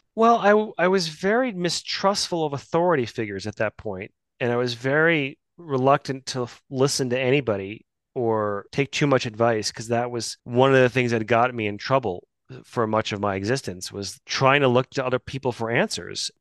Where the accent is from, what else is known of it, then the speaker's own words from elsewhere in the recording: Midwest, United States; I grew up in the Midwest